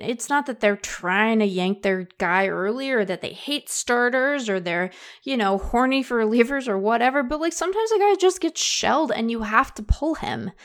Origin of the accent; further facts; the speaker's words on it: Seattle, Washington, United States; I'm from Seattle